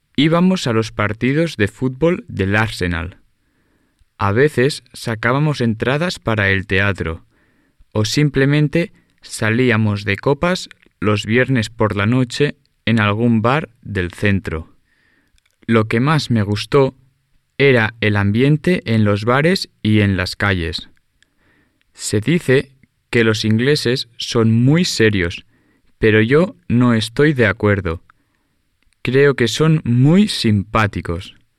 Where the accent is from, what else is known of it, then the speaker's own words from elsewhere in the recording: Carmona, Andalusia, Spain; Yo soy de un pueblo pequeño en Andalucía, que se llama Carmona.